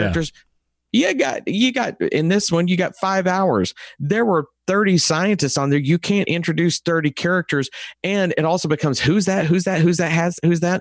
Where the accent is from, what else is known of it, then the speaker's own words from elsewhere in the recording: Texas, United States; accent: Texas; my Texas accent is different from other Texas, Texas accents.